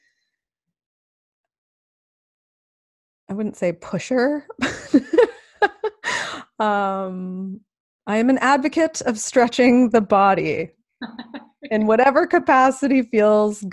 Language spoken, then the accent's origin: English; Canada; I'm so Canadian.